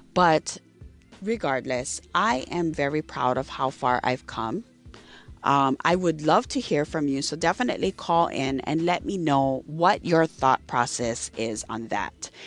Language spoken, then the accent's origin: English; Hawaii, United States; I am from Hawaii. I live on the island of Maui.